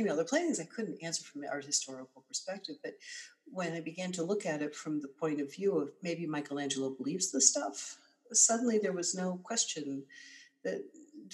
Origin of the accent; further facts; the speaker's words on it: Boston, Massachusetts, United States; moved away as an adult; now in Rome, Italy; I'm from Boston